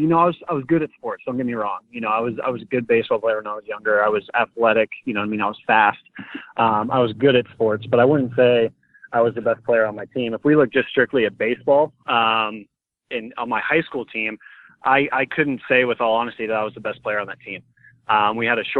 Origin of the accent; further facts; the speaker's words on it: Coeur d'Alene, Idaho, United States; I grew up in Coeur d'Alene